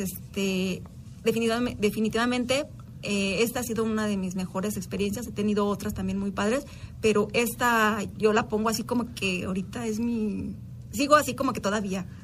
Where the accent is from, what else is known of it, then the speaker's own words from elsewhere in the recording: Guanajuato, Mexico; somos de Guanajuato